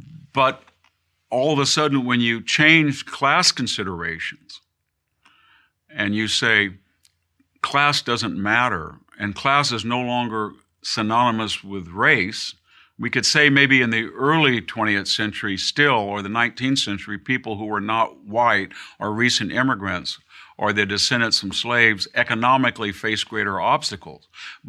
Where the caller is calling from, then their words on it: Hillsdale, Michigan, United States; And so I'm speaking from Hillsdale, Michigan, and when I ride my bike, I see some of the poorest people that I've ever seen in rural Michigan.